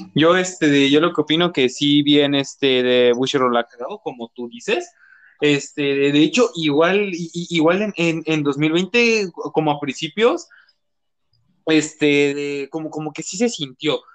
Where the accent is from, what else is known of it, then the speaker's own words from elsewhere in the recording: Mexico City, Mexico; soy de, este, de Cojimalpa, cerca de Toluca